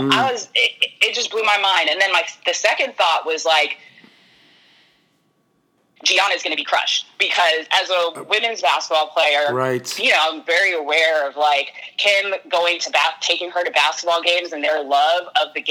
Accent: New York City, New York, United States; moved away as an adult; also born or lived in San Diego; now in Los Angeles, United States; Born and raised in Jamaica, Queens, South Side.

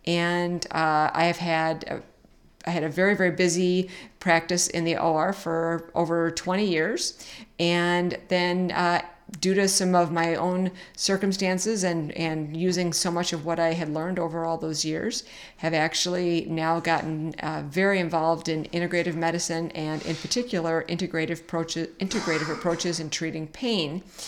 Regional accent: Southern California, United States; moved away as an adult; now in Midwest, United States; Well, I grew up in Southern California, so I had a little bit different exposure than I have now. Now I live in the Midwest, but I grew up in Southern California, went to college at UC Irvine

